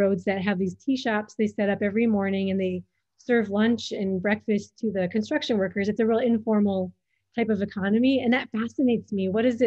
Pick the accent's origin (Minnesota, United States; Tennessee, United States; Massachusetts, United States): Minnesota, United States; moved away as an adult; now in Djibouti; I'm from Minnesota in the United States.